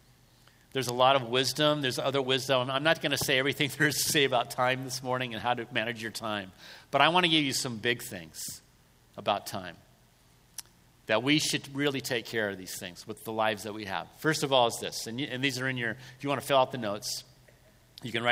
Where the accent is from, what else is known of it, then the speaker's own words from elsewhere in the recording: Southern California, United States; I was raised in Southern California